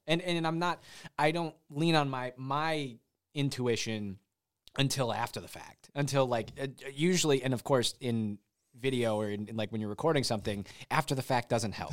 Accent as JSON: {"language": "English", "region": "Michigan", "country": "United States", "also_born_or_lived": "Nashville", "moved": "as an adult", "said": "I'm from Michigan, so I'm, I'm kind of in a home sort of nostalgic kind of mode in these last, uh, few months that I've been up here."}